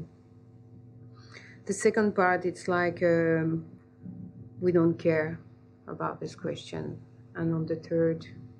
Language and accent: English; Algeria; I grew up in Algeria